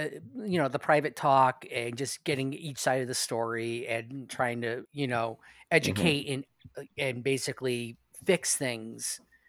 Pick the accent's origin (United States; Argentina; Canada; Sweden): United States; near Dudleytown, Connecticut; I grew up near Dudley. I grew up near, literally was a town away.